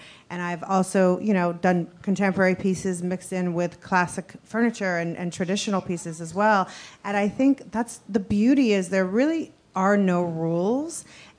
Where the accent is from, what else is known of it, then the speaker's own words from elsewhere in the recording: New York, United States; I grew up in New York and in the art world with the Schnabels. And, you know, my mother was an artist, a painter, a sculptor.